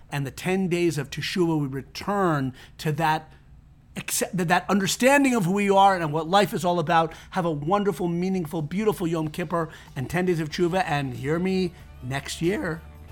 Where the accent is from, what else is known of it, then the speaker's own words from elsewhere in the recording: Connecticut, United States; I grew up in Connecticut